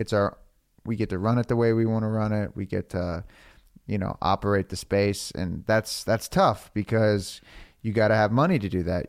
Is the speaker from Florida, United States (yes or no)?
yes; Florida, United States; now in Los Angeles, United States; I'm from Florida